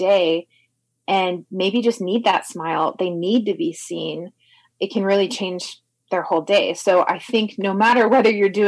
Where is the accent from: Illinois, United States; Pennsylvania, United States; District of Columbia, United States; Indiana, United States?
Indiana, United States; Indianapolis; I'm from Indianapolis